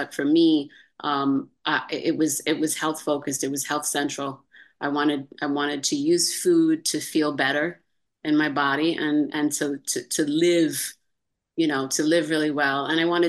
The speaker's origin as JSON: {"language": "English", "town": "Amsterdam", "region": "New York", "country": "United States", "tie": "born there", "also_born_or_lived": "Virginia / Florida", "lives_now": "California, United States", "said": "So I was born in Amsterdam, New York, upstate New York."}